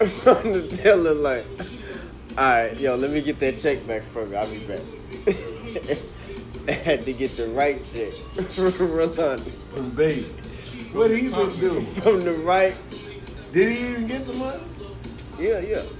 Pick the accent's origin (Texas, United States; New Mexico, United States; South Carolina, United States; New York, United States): Texas, United States; Nigga, no, I'm a Texan.